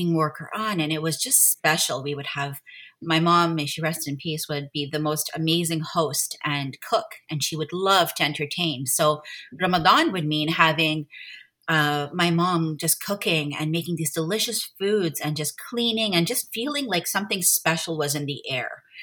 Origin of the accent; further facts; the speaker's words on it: Montreal, Quebec, Canada; I am born and raised in Montreal, where I live right now, raising my family.